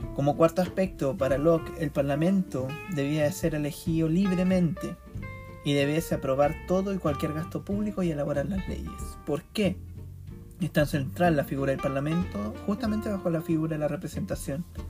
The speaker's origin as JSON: {"language": "Spanish", "country": "Chile", "said": "nuestra historia y memoria de Chile"}